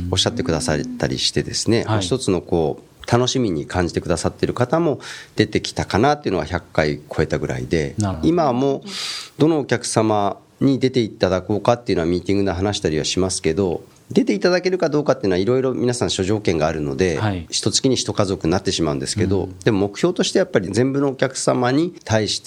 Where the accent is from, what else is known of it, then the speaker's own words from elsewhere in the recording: Japan; 本当に私も生まれ育ったふるさとですし、